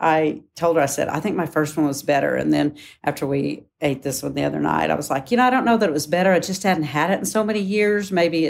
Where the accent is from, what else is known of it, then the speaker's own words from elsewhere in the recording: Oklahoma, United States; Yes, Oklahoma, I'm originally from Oklahoma.